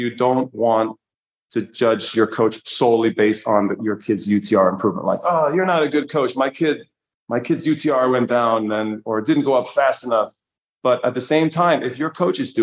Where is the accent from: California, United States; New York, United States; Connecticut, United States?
New York, United States; now in Manchester, Vermont, United States; I'm a New Yorker